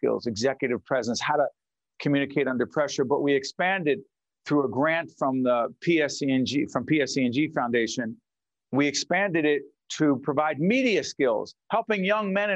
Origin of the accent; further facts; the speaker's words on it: Newark, New Jersey, United States; Newark, New Jersey, my hometown, Brick City